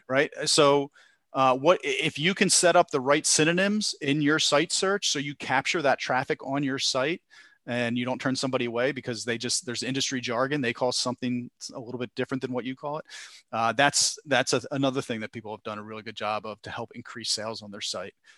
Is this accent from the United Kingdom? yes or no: no; Philadelphia, Pennsylvania, United States; I'm from Philadelphia area